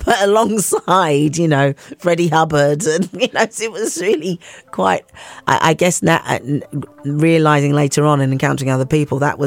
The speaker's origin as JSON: {"language": "English", "region": "London", "country": "United Kingdom", "tie": "born or raised there", "also_born_or_lived": "Bulawayo, Zimbabwe", "said": "I grew up, actually I was born in Bulawayo, Zimbabwe, and grew up in southeast London. Our first home was in Blackheath, and then we moved to Lewisham"}